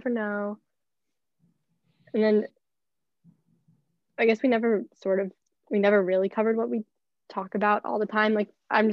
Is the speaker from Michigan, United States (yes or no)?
no; NoVA, Virginia, United States; I'm from Nova.